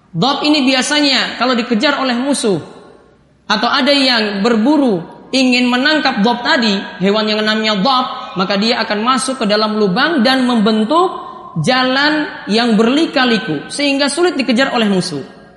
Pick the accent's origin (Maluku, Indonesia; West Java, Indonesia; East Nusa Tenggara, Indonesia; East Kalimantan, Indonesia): Maluku, Indonesia; Ambon; Kita sebagai orang Ambon pun tahu seperti itu.